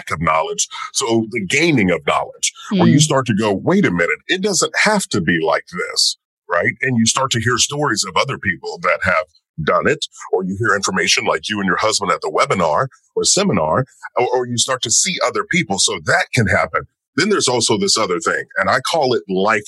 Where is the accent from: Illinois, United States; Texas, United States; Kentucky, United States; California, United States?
Kentucky, United States; rural; I'm born in rural Kentucky and grew up in a family